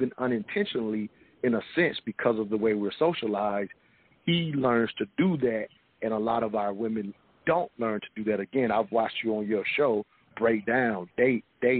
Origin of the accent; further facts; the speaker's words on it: the South, United States; I'm from the South